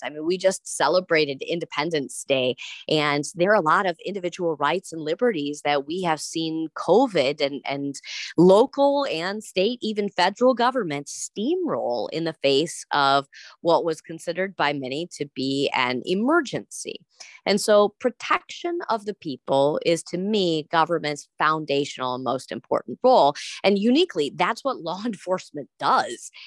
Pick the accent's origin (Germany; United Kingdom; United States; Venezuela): United States; Wisconsin; I'm from Wisconsin